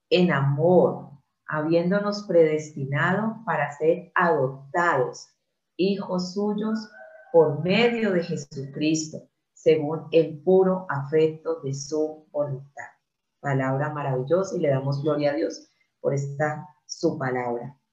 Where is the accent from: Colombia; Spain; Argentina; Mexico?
Colombia; soy de Colombia, por la gracia de Dios, nacida de nuevo en Cristo Jesús.